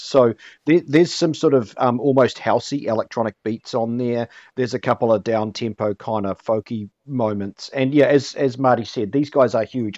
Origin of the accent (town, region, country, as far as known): Hamilton, Waikato, New Zealand; born or raised there